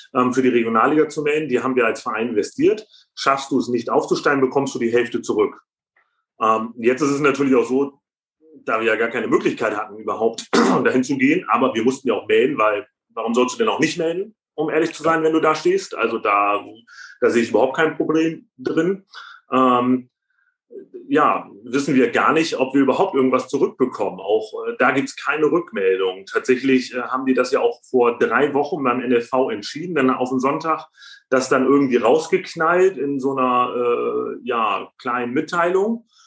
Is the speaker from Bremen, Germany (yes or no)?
yes; Bremen, Germany; ich bin auch Bremer